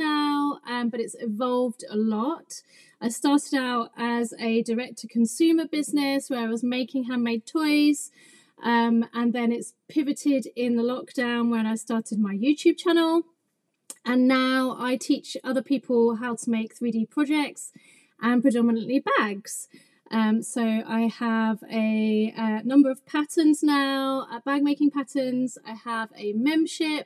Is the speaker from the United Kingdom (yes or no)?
yes; England, United Kingdom; also born or lived in London; I'm English.